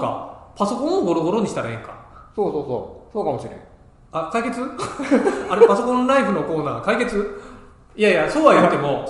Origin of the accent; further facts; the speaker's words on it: Ehime, Japan; moved away; 地元愛媛のね